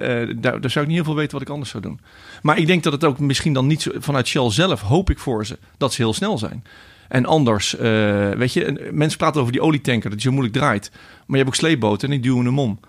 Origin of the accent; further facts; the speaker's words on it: a small village just south of Rotterdam, South Holland, Netherlands; waar ik geboren ben. Een klein dorpje net onder Rotterdam